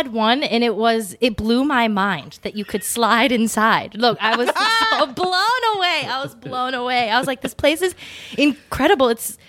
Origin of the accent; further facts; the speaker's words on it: Erie, Pennsylvania, United States; I grew up in Erie, Pennsylvania, which is like Midwest light. You know, it had shades of the East Coast, but with like coloring of the Midwest.